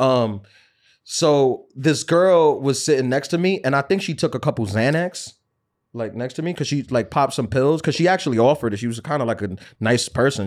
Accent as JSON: {"language": "English", "region": "New York", "country": "United States"}